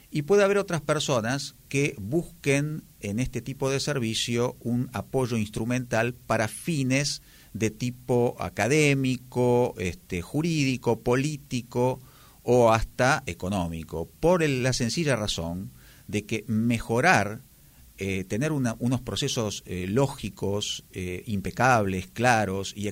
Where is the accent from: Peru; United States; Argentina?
Argentina; Buenos Aires; moved away; De Buenos Aires. Me parece que mi acento me delata en forma inmediata.